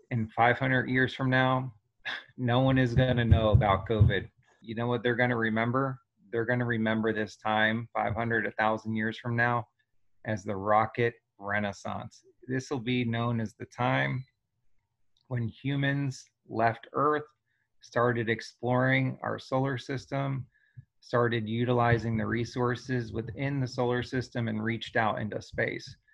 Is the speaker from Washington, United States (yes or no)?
no; New Jersey, United States; you know I grew up in New Jersey with a lot of friends that were people of color